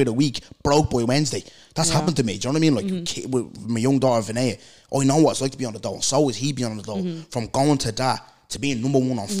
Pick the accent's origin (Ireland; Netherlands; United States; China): Ireland; Brookfield; I come from Brookfield, where lads know nothing but selling drugs and sitting on the dole.